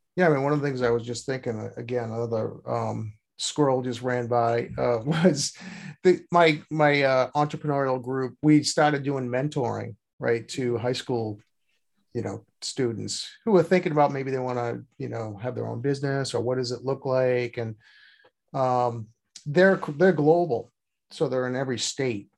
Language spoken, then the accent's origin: English; Boston, Massachusetts, United States; I'm from Boston